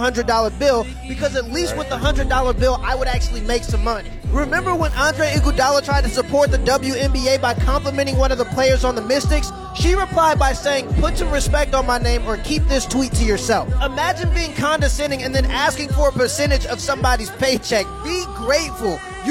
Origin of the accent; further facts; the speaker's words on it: Minnesota, United States; I'm from Minnesota, and I didn't even know we had a team.